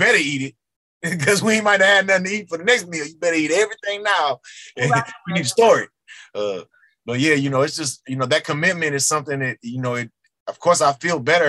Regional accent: Texas, United States; growing up in Texas, where I grew up

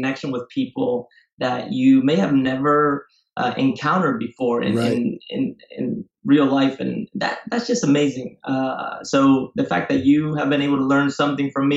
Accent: Spain; moved away as an adult; also born or lived in Marin County, California, United States / Ecuador / Singapore; now in San Francisco, United States; I was raised in Spain, and that's where I went to school.

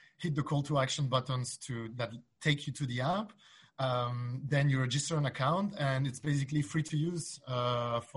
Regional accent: Belgium; I'm from Belgium, and in Belgium, we speak three different languages

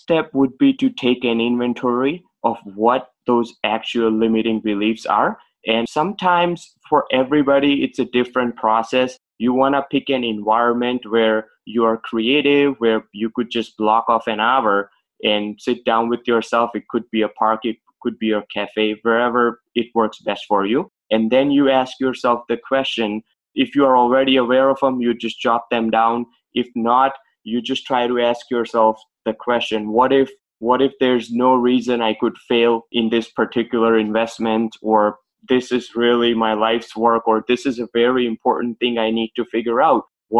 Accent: Boston, Massachusetts, United States; Okay. So I'm from Boston, and basically my journey started as a pharmacist

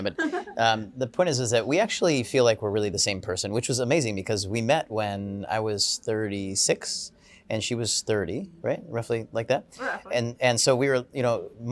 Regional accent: United States; I'm American

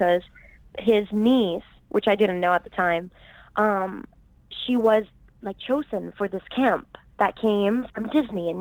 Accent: Puerto Rico; I'm originally from Puerto Rico, born and raised

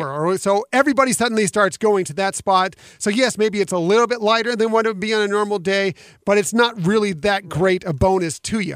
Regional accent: West Coast, United States; moved away; I came from the West Coast, so I grew up going to Disneyland

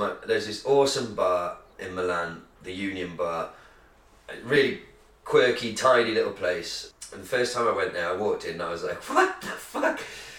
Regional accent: United Kingdom; Look, we're British, we might not know fuck all about the culinary delights of the world

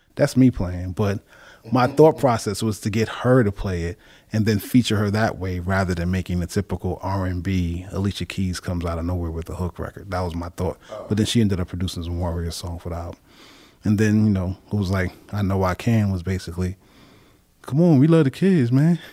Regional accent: New York City, New York, United States; also born or lived in Manhattan / Brooklyn Heights; I was born, uh, Manhattan, uh, Saint Luke's Women's Hospital up in East Harlem. And then I grew up, um, at that time my parents lived Brooklyn Heights, but then I grew up in Queens mainly

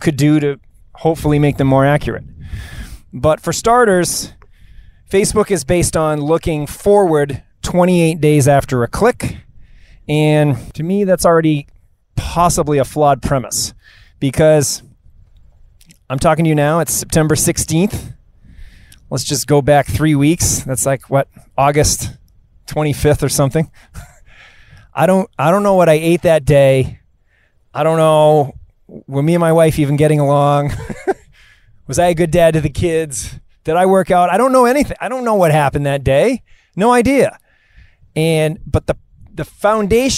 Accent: Marblehead, Massachusetts, United States; I'm coming to you here live from Gary Island on Marblehead, Massachusetts, my hometown

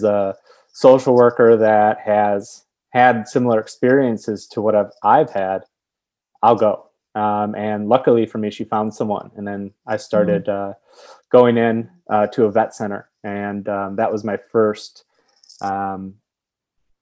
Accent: Milwaukee, Wisconsin, United States; I'm from Milwaukee, Wisconsin

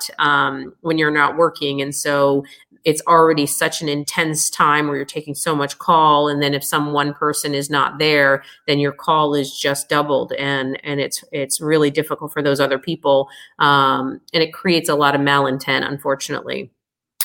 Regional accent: United States; being American born

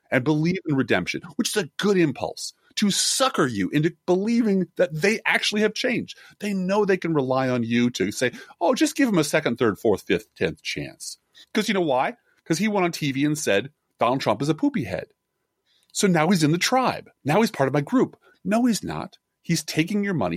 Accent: Midwest, United States; a Midwesterner with a funny name

